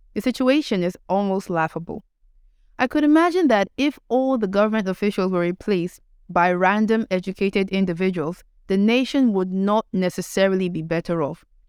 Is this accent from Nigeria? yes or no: yes; Nigeria; being Nigerian